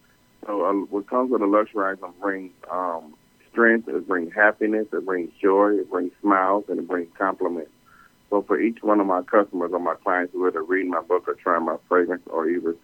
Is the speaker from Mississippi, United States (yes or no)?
no; Detroit, Michigan, United States; now in Atlanta, United States; I'm from Detroit, Michigan. I now reside in Atlanta, Georgia.